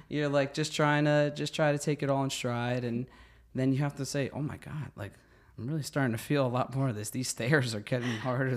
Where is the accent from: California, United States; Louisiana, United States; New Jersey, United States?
New Jersey, United States; Secaucus; I am from Secaucus, New Jersey. I grew up there all my life